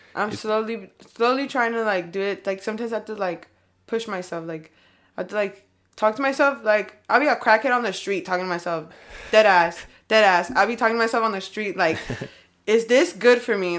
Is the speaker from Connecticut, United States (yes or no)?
no; California, United States; accent: California; I'm from Cali